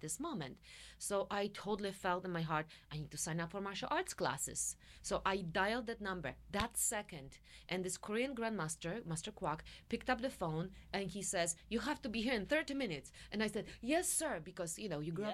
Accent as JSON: {"language": "English", "region": "central Poland", "country": "Poland", "tie": "born or raised there", "also_born_or_lived": "Warsaw, Poland", "second_language": "English", "moved": "as an adult", "lives_now": "United States", "said": "I grew up in Poland, in very Polish part, central Poland, uh, you know, moved to Warsaw to study my music there"}